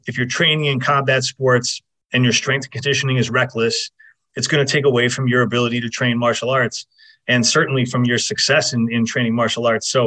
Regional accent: Fairport, New York, United States; also born or lived in Rochester, New York / Southern California; I'm from Fairport, New York. I got out of there as soon as I possibly could

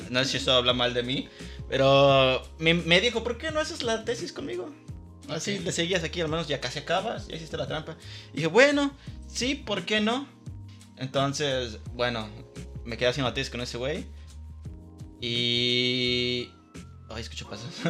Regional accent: Guadalajara, Jalisco, Mexico; yo soy Tapatío, así, en Guadalajara.

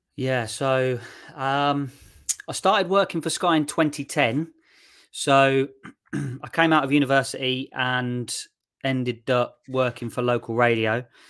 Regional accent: Shirley, West Midlands, United Kingdom; moved away as an adult; also born or lived in Nottingham; I'm from Shirley, um, just outside Solihull. That's, that's where I, uh, grew up and where my parents still live

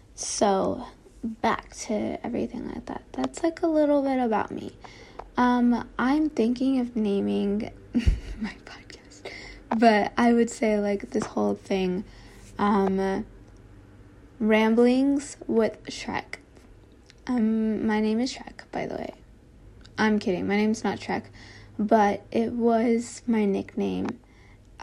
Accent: Texas, United States; also born or lived in Kentucky; I moved to Texas. And yeah, so like, I lived in Texas for like 18 years

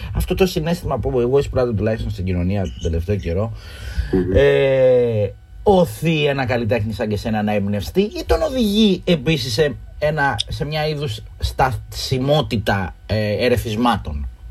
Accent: Northern Corfu, Ionian Islands, Greece; Εγώ έρχομαι από τη Βόρεια Κυρκυρά

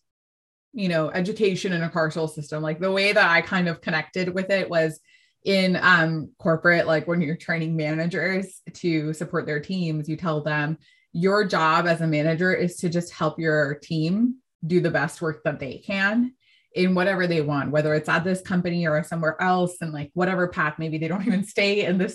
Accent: San Francisco, California, United States; I'm from San Francisco

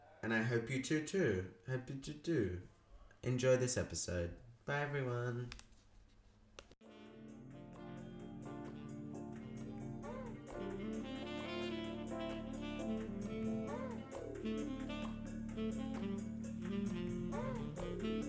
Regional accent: Melbourne, Victoria, Australia; McNamara, my hometown, in Melbourne, Australia.

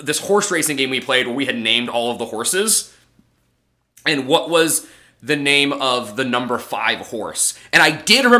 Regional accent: Midwest, United States; We come from the Midwest

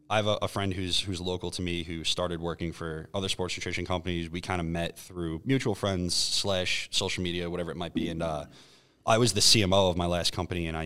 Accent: New York, United States; I'm from New York. I flew here specifically to taste this product.

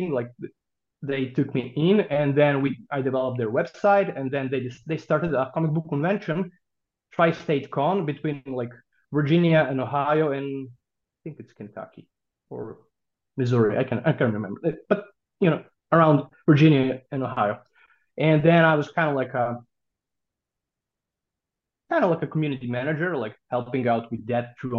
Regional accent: Serbia; I published my first comic book in 1999 when I was 16 years old in my hometown in Serbia.

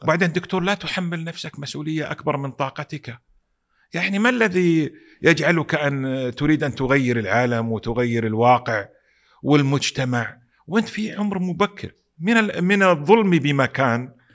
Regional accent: Saudi Arabia; also born or lived in Pakistan; انا سعودي

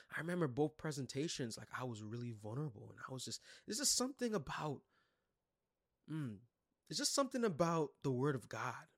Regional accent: New York City, New York, United States; I was born and raised in Brooklyn, New York.

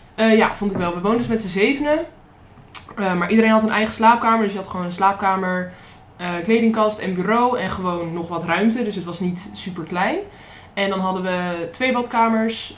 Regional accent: Netherlands; ik uit Nederland kwam en dat dat zo ver weg was

